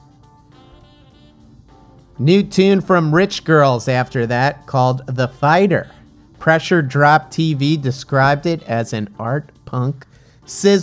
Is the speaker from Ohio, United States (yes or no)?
no; New Jersey, United States; growing up in the great state of New Jersey, my home state